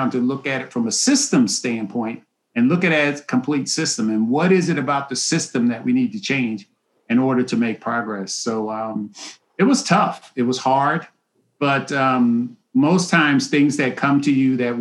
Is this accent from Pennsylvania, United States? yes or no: yes; Philadelphia, Pennsylvania, United States; moved away as an adult; I grew up in North Philadelphia in Philly